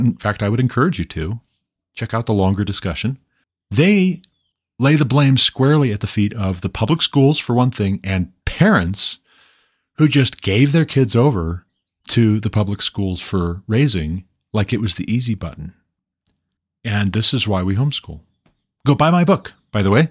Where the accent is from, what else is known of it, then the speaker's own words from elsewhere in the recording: Montana, United States; moved away as an adult; move back to my home state of Montana